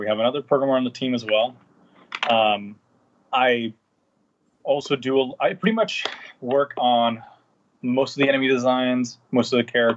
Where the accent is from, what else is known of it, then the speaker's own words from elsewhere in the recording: San Juan, Puerto Rico; I was born and raised in Puerto Rico, in San Juan, Puerto Rico